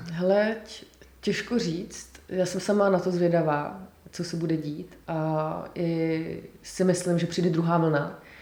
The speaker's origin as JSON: {"language": "Czech", "country": "Czechia", "also_born_or_lived": "Scotland", "said": "já jsem vlastně velmi hrdá na to, že jsem Češka"}